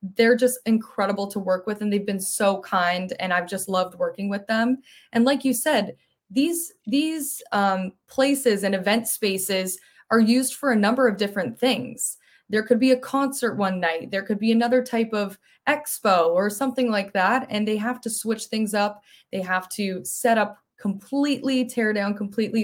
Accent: Mississauga, Ontario, Canada; also born or lived in Ottawa; I grew up in Mississauga, so right near Toronto.

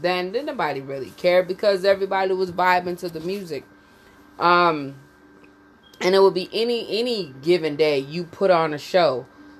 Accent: Jamaica; So basically the topic is growing up in Jamaica. It's a conversation about my uncles and how my mother used to act and my grandmother used to act

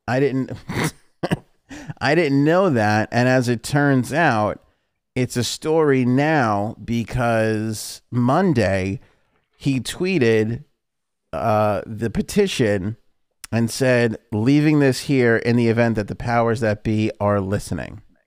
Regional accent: New York, United States; we're from New York

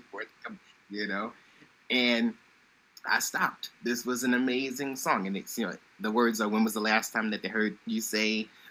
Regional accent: New York City, New York, United States; I'm from Brooklyn

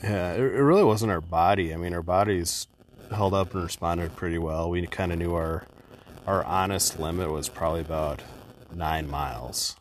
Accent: Midwest, United States; we're from the Midwest

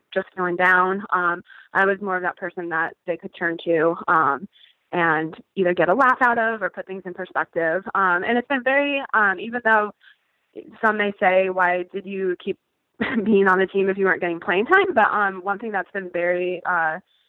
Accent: Connecticut, United States; I grew up in Connecticut, and I was an athlete all my life

